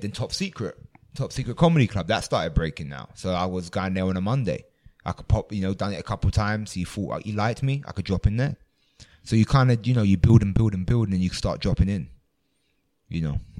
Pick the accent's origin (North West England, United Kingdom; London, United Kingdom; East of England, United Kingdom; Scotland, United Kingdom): London, United Kingdom; I grew up in London